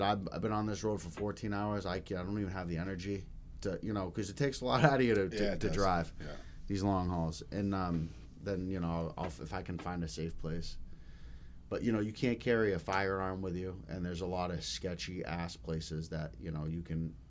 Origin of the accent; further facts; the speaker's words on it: Denver, Colorado, United States; now in Maine, United States; I'm from Denver, Colorado. The west side of Denver, it was pretty rough growing up.